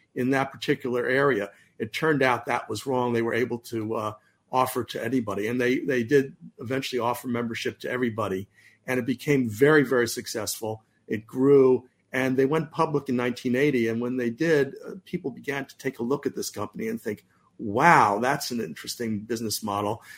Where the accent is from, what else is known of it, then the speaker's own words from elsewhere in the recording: Bay Area, California, United States; We grew up in the Bay Area